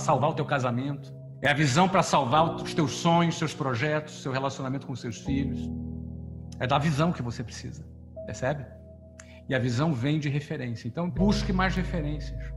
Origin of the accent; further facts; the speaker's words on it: Rio de Janeiro, Brazil; now in Orlando, United States; Eu era de uma família bem simples da periferia do Rio